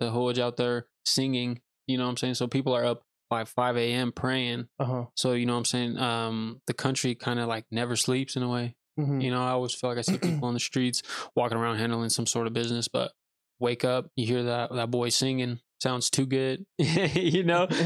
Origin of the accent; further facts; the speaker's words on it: Pristina, Kosovo; now in United States; I'm from Kosovo, Pristina